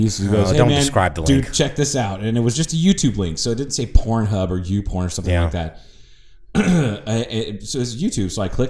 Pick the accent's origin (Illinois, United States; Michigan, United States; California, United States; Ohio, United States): Ohio, United States; It's a guy that I grew up with in Ohio.